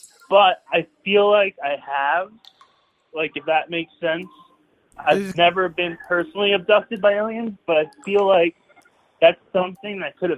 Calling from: Greenpoint, New York, United States; I'm calling from Greenpoint.

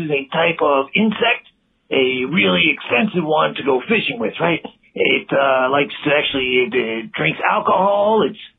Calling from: East Coast, United States; I'm calling you from the East Coast.

